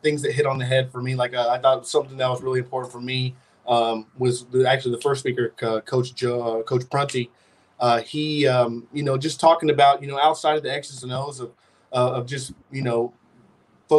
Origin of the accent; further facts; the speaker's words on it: Chandler, Arizona, United States; moved away as an adult; I'm from Chandler, Arizona, a town right outside of Phoenix. I went to Hamilton High School.